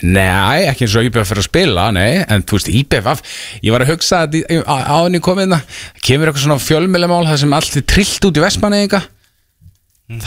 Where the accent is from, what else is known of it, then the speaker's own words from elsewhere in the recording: Reykjavík, Capital Region, Iceland; ég er alltaf er úr hlýðanum